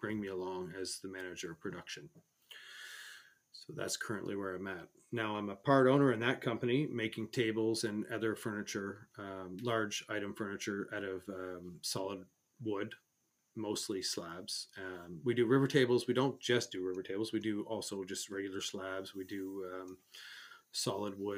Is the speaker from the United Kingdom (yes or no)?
no; Canada; as a Canadian, hockey is a big sport